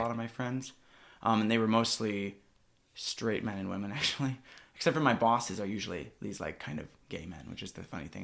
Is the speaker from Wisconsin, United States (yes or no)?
yes; Milwaukee, Wisconsin, United States; moved away as an adult; also born or lived in Russia / Utah; now in Seattle, United States; I'm adopted from Russia, but I grew up in, uh, Wisconsin, so right around Milwaukee